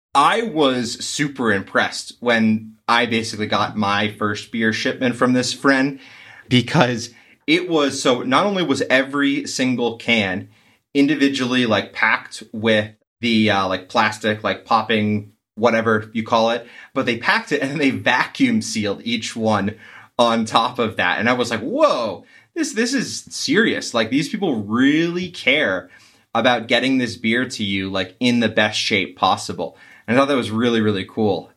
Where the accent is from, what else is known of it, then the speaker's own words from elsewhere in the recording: East Coast, United States; also born or lived in New England; Growing up on the East Coast and spending time in, uh, New England